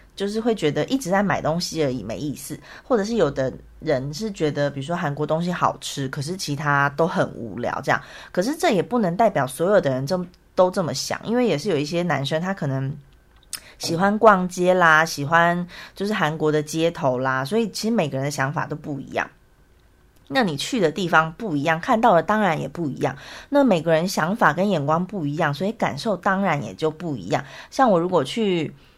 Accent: Taiwan; moved away as an adult; now in South Korea; 我是台湾人

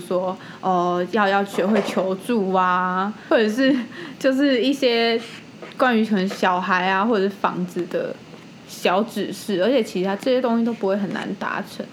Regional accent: Taipei, Taiwan; 因为身为一个台北人，就是住在那种小小的公寓里面

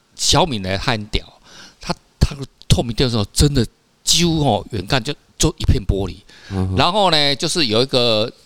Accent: Taiwan; 我们台湾人

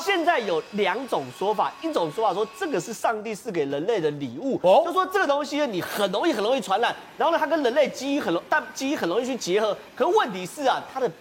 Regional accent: Taiwan; 我们台湾人没有做好这样心理准备

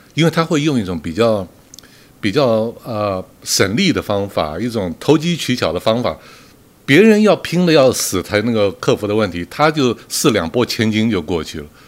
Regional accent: Taiwan; 我们台湾人

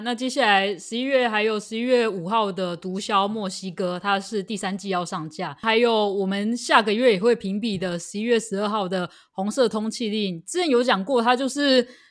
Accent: Taiwan; 我们台湾人应该都很熟悉的一部经典作品，叫做《蓝色大门》

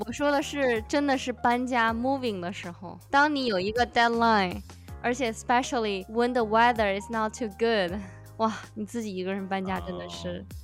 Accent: China; now in United States; 我一个中国人

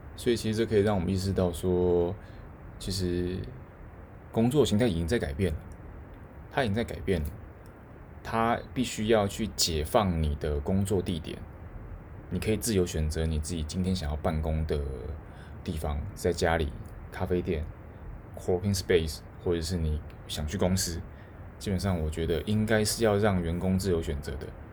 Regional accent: Taiwan; now in Tokyo, Japan; 我最想做的就是回台湾，就是我可能真的想要回台湾一趟，然后去看看我的家人

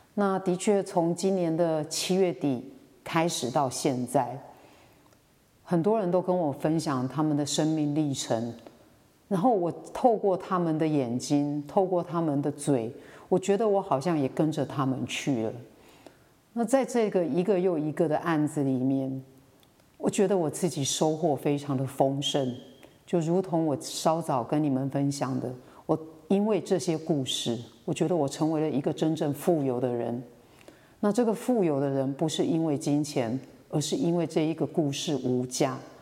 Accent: Xinwu, Taoyuan, Taiwan; moved away as an adult; also born or lived in Miaoli, Taiwan; now in Toufen, Miaoli, Taiwan; 我来自于桃园的一个乡下地方叫嗯新屋

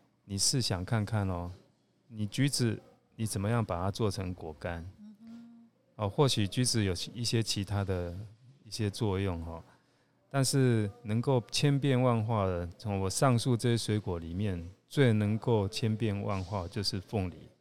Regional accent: Taiwan; also born or lived in Kuala Lumpur, Malaysia; 台湾是我的 homeland 嘛，是我的故乡

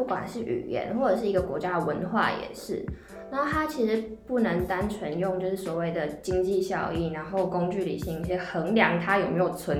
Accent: Chiayi, Taiwan; 我是嘉义人。然后我就是具备，我会讲华语，然后我也会讲台语

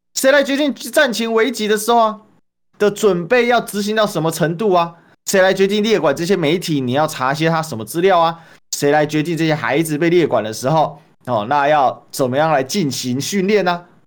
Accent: Taiwan; 身为一个台湾人哦

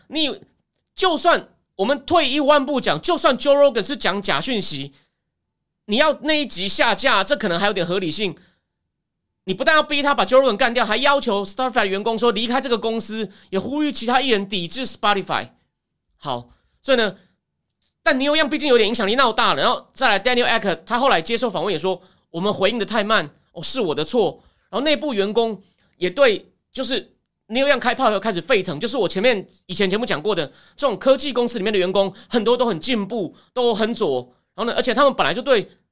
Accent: Taichung, Taiwan; now in Taipei, Taiwan; 我是台中长大的

